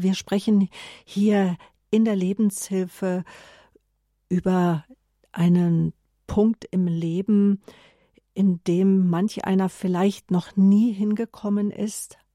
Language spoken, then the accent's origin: German; Germany; bei uns in Deutschland